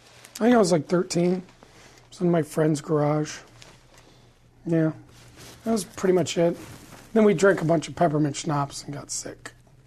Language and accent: English; Los Angeles, California, United States; I'm a California boy, born and raised L.A. my whole life.